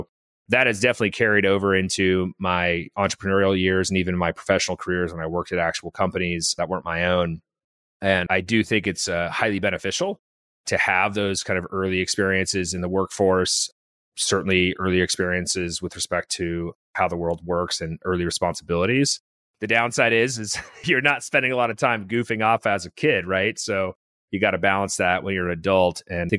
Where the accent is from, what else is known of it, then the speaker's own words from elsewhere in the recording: California, United States; born there; So I was born in Northern California, the actual Northern California, Humboldt County, and moved a lot as a kid.